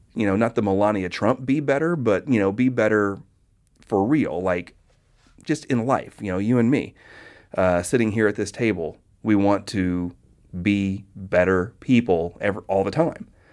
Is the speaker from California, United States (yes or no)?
no; Oklahoma, United States; moved away as an adult; also born or lived in Texas; I grew up in Oklahoma in the nineteen eighties.